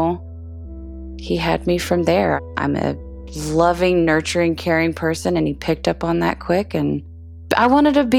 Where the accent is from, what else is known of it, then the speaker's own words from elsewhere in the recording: Oklahoma, United States; I am 37 from Oklahoma